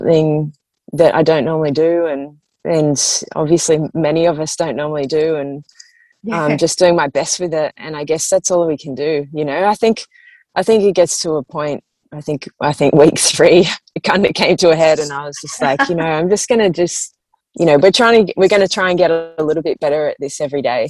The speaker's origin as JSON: {"language": "English", "town": "Grays Point", "region": "New South Wales", "country": "Australia", "tie": "born or raised there", "said": "I grew up in Grace Point. It's a little leafy town in the Sutherland Shire."}